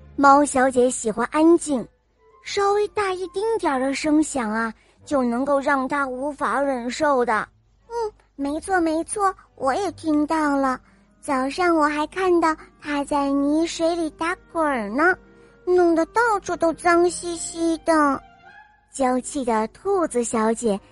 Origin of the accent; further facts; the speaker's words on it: Hefei, Anhui, China; 我今年五岁了，我来自合肥